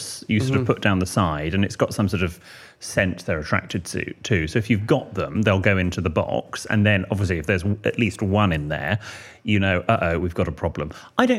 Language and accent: English; England, United Kingdom; we're English